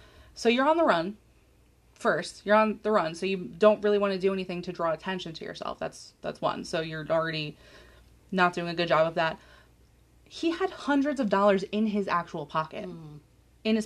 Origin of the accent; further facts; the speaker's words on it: Long Island, New York, United States; I'm from Long Island